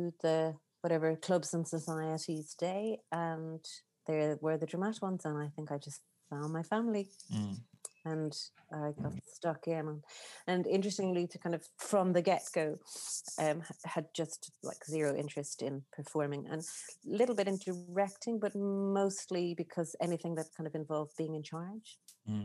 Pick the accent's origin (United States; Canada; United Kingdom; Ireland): Ireland; East Cork, Munster; I grew up in East Cork on a farm with horses and cows and all sorts of animals